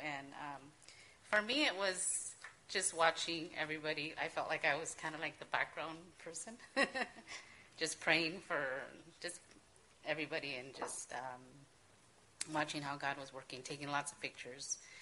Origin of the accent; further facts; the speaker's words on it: Mexico; moved away; we're from Mexico